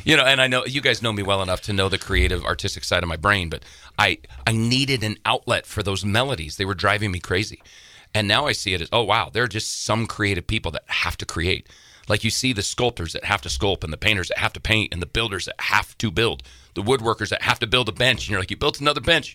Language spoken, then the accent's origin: English; Casper, Wyoming, United States; moved away as an adult; now in Montana, United States; I was raised in Casper, Wyoming